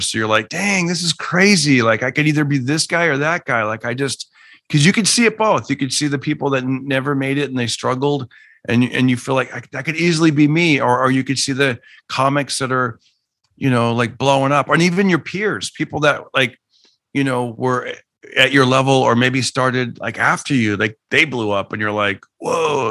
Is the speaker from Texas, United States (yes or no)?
no; Fresno, California, United States; I grew up in Fresno, California